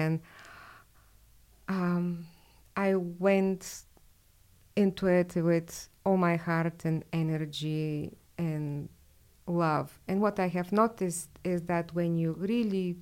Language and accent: English; Bulgaria; moved away as an adult; now in United States; I was born and raised in Bulgaria, and I lived there until I was 24.